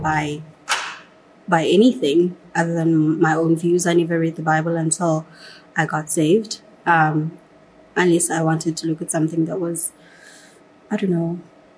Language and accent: English; Johannesburg, Gauteng, South Africa; I grew up in Katlehong in Johannesburg